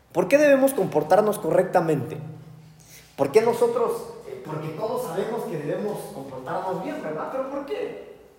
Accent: Mexico; also born or lived in United States; Los mexicanos de por sí somos bravos.

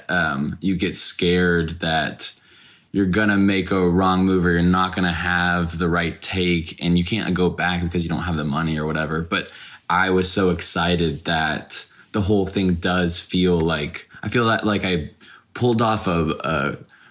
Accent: Dallas, Texas, United States; I grew up in Dallas

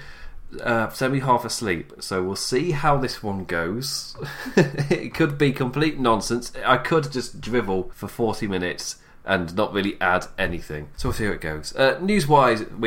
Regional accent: United Kingdom; I'm too British

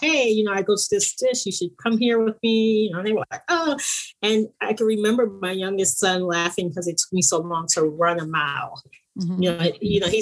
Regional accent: East Orange, New Jersey, United States; moved away as an adult; also born or lived in New York City; now in Bay Area, United States; I'm originally from New Jersey, Newark, New Jersey. I grew up in a little suburb outside of Newark called East Orange.

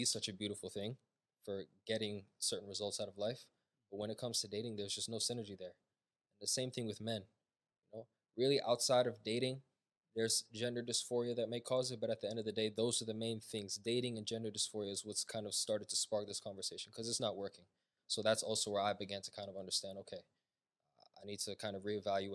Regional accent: United States; I was born here. I was here my whole entire life. So my parents are obviously Ethiopian. They're from Ethiopia, but for all intents and purposes, I'm American

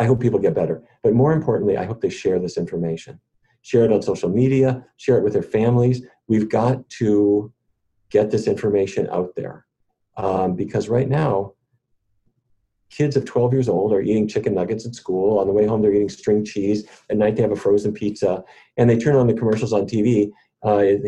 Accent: Fargo, North Dakota, United States; now in Washington, DC, United States; when I was growing up in Fargo

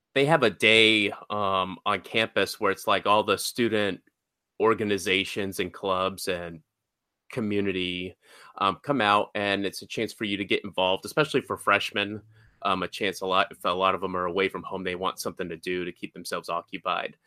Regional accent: Georgia, United States; I grew up in Georgia, uh, for the most part of my life.

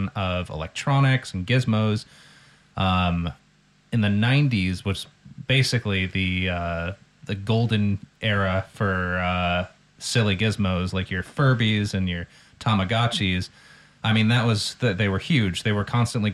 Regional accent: Santa Monica, California, United States; now in Northern Ireland; I grew up in Santa Monica in Los Angeles, California

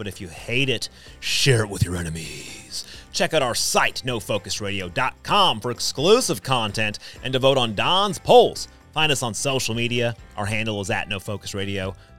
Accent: Adams County, Ohio, United States; It is in the southern part of the state along the Ohio River, and it is part of Appalachia in the midst of the Great Depression.

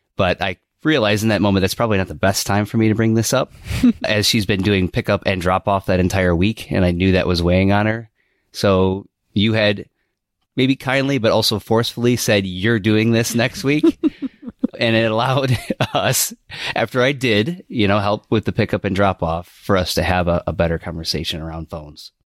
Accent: South Elgin, Illinois, United States; moved away; also born or lived in Iowa; I was born and raised in the Chicagoland area of South Elgin, Illinois

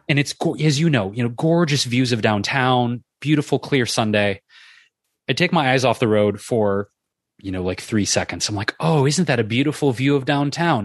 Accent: Detroit, Michigan, United States; moved away; I grew up in Detroit

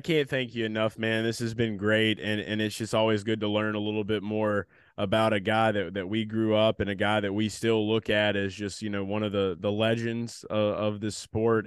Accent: New Orleans, Louisiana, United States; from New Orleans too

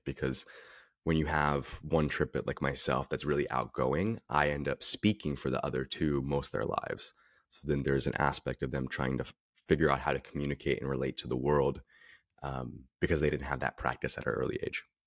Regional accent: Northern California, United States; also born or lived in Dallas, Texas; I'm born in Texas, raised in Northern California

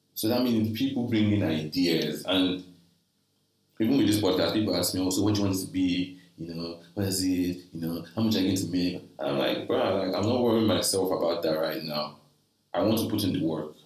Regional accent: Nigeria; I'm a Nigerian guy

